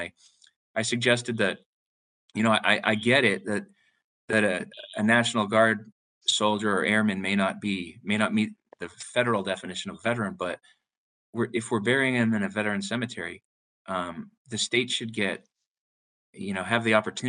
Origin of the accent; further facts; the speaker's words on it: Southern Maine, United States; I grew up in Southern Maine, so it was an old home trip